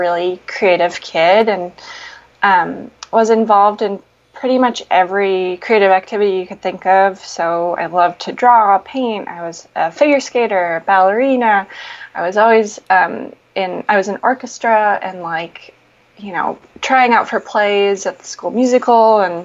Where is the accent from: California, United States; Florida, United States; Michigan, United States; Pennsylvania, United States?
Michigan, United States; Marquette; moved away as an adult; now in Portland, United States; I'm from Marquette, which is a tiny little town, well, actually the biggest city in the Upper Peninsula